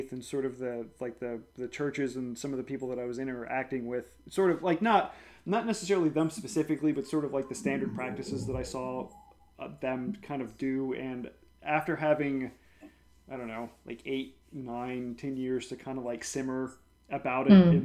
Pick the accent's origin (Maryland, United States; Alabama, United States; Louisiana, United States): Louisiana, United States; New Orleans; growing up in New Orleans